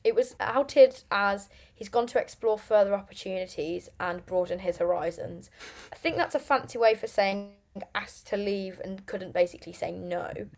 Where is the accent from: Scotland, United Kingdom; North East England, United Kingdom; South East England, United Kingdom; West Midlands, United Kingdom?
West Midlands, United Kingdom; Lichfield; now in Birmingham, United Kingdom; originally I'm from Lichfield